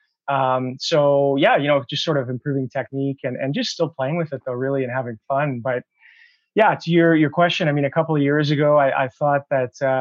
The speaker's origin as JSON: {"language": "English", "town": "North Battleford", "region": "Saskatchewan", "country": "Canada", "tie": "born or raised there", "also_born_or_lived": "Ottawa / Calgary", "moved": "as an adult", "said": "I grew up in North Battleford"}